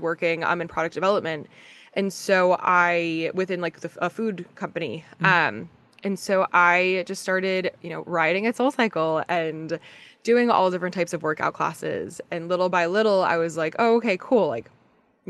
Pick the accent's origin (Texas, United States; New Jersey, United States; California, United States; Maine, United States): New Jersey, United States; moved away; also born or lived in Virginia / New York; So I'm from Jersey